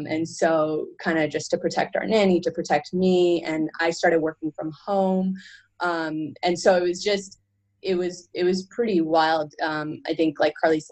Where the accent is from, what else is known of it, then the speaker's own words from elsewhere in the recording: Canada; I come from Canada